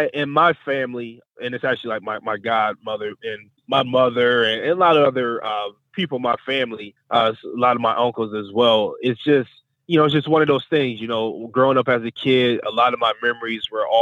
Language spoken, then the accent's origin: English; East Cleveland, Ohio, United States; And so, we grew up in East Cleveland off of Eddy Road.